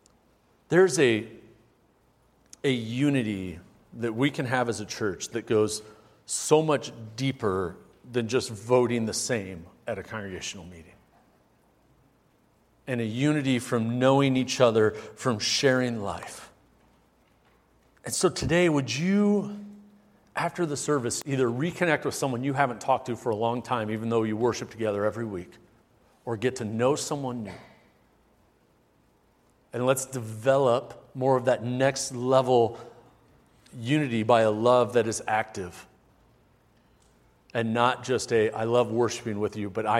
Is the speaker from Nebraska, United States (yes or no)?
yes; Omaha, Nebraska, United States; Growing up in Omaha